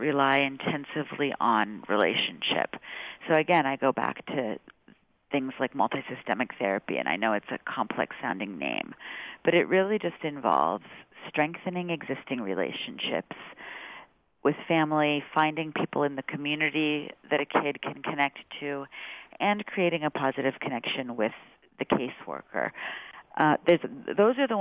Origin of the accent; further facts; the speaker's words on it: California, United States; I'm from California